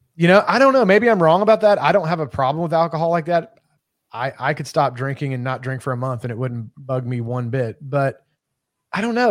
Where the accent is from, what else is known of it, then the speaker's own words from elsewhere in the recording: Kentucky, United States; moved away; being that I'm originally from Kentucky, I was raised with bourbon.